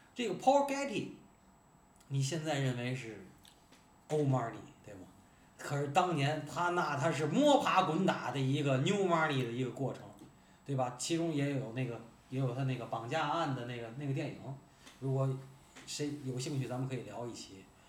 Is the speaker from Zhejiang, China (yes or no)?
no; Tianjin, China